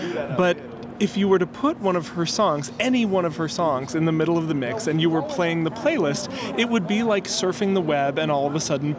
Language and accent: English; Madison, Wisconsin, United States; my hometown of Madison, Wisconsin